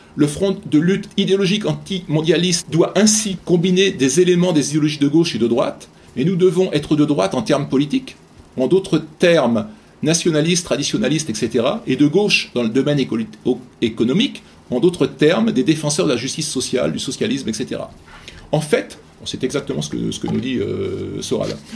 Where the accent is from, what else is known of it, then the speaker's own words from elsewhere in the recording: France; en tant que Français ou Européens de l'Ouest